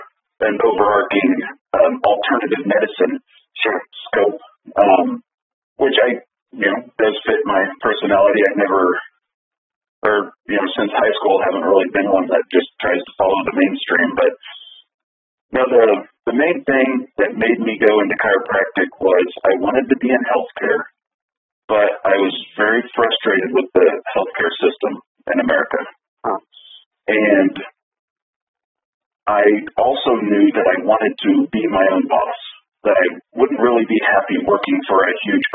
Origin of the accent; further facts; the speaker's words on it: Central Kansas, United States; I was born and raised in Central Kansas, lived here most of my life.